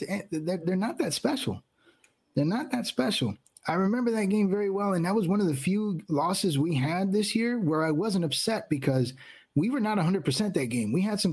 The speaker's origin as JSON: {"language": "English", "town": "Miami", "region": "Florida", "country": "United States", "said": "I mean, I'm from Miami."}